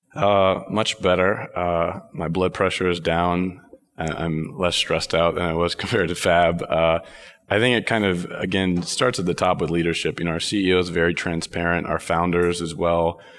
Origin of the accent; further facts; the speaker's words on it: Texas, United States; also born or lived in Dallas; now in New York, United States; I was born and raised in Texas